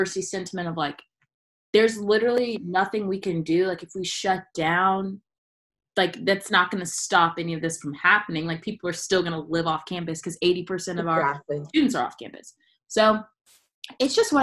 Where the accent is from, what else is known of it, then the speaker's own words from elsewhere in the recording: Columbia, South Carolina, United States; We both went and danced and lived in Columbia, South Carolina.